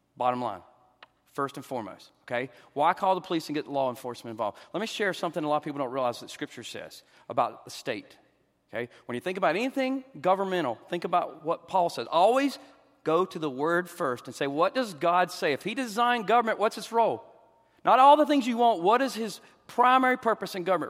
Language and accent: English; the South, United States; I'm a Southerner